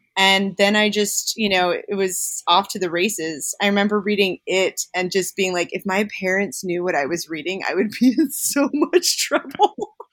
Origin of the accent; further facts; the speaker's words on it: Jersey Shore, New Jersey, United States; I grew up on the Jersey Shore